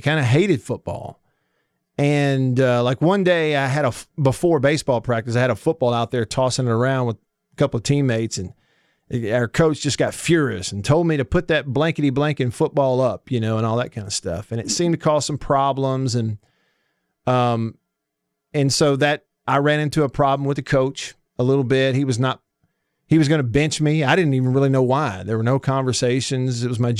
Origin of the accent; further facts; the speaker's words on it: Russellville, Alabama, United States; also born or lived in Prattville; And we did move in the middle of my eighth grade year from the town I grew up in Russellville. We moved to Prattville. So I went to all 4 years of high school there.